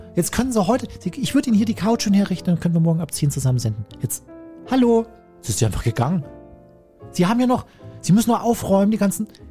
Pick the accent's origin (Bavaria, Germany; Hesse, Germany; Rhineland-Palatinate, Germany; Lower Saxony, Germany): Bavaria, Germany; Chiemsee; in meine Heimat, in den Chiemsee, ans Sonnendeck Chieming